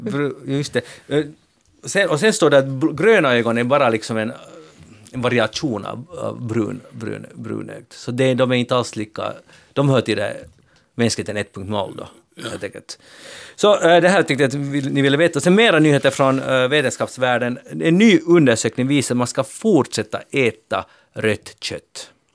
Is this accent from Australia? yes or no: no; Finland; vi är finlandssvenskar